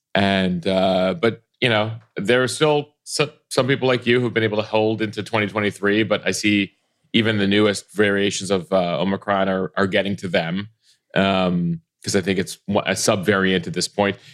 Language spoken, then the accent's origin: English; Chicago, Illinois, United States; I grew up in the Chicago area, in the Chicago suburbs